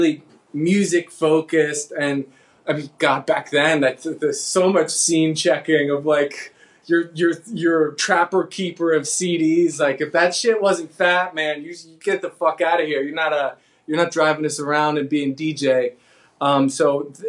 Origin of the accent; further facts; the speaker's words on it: New Jersey, United States; I'm from New Jersey